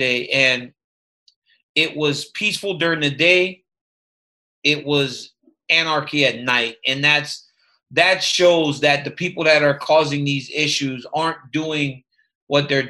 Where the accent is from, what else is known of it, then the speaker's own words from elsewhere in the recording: Louisiana, United States; I grew up in Louisiana